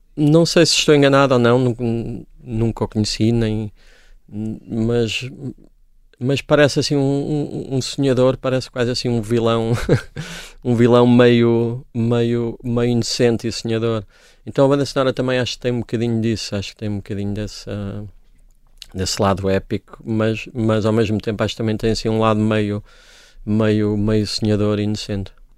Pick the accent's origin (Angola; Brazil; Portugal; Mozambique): Portugal; Coimbra, Centro; Eu cresci nos anos 80 numa Coimbra, que era uma cidade muito entediante